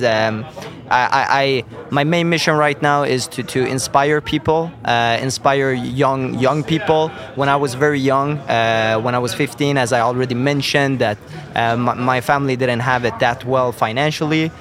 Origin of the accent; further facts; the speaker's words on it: Sweden; I'm born and raised in, in Sweden